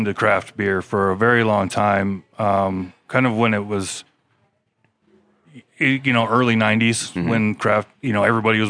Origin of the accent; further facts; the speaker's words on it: Washington, United States; moved away as an adult; Originally from Washington State, so not a local boy, but I've lived in Utah longer than I lived in Washington, as it turns out now.